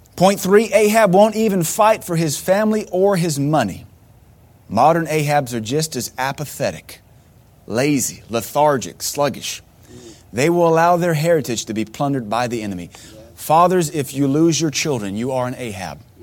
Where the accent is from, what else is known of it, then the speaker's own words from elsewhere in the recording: United States; growing up in America